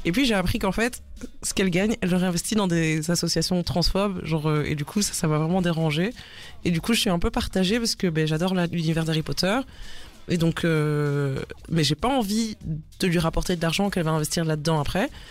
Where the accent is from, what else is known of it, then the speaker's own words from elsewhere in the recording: Brussels, Brussels-Capital Region, Belgium; je viens de Bruxelles